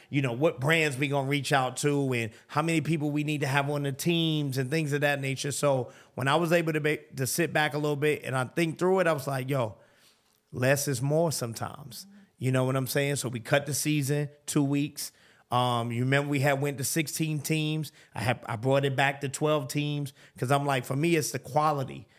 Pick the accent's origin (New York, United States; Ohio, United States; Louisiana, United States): New York, United States; New York City; moved away as an adult; now in Atlanta, United States; growing up in New York